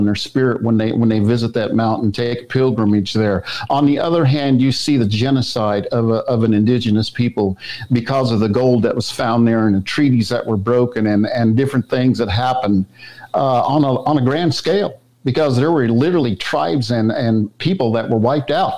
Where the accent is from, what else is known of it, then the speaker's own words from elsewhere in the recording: Wichita, Kansas, United States; I grew up in Wichita, Kansas, and around that area